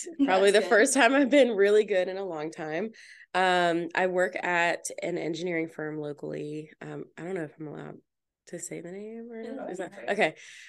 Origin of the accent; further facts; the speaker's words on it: Powhatan, United States; I'm from here, from Powhatan. I grew up in Powhatan.